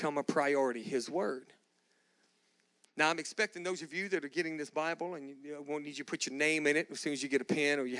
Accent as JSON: {"language": "English", "town": "Galveston", "region": "Texas", "country": "United States", "tie": "born or raised there", "lives_now": "Austin, United States", "said": "I grew up in Galveston, Texas."}